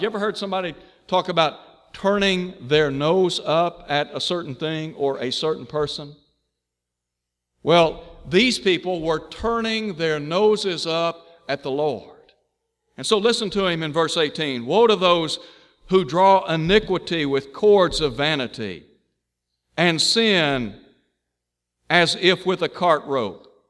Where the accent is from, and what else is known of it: Chattanooga, Tennessee, United States; born or raised there